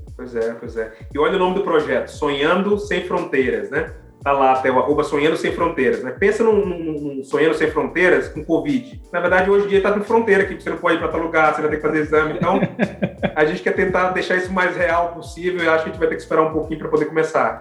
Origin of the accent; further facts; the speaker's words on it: Brazil; moved away as an adult; now in Canada; eu sou brasileiro